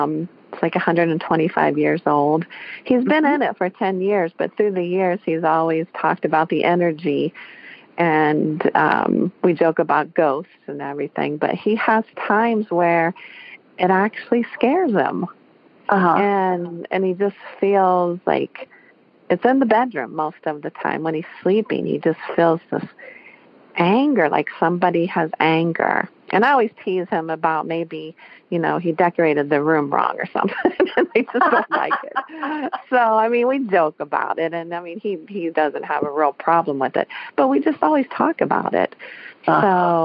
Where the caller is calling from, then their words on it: Columbus, Ohio, United States; I'm calling from Columbus, Ohio, where, yes, it is very cold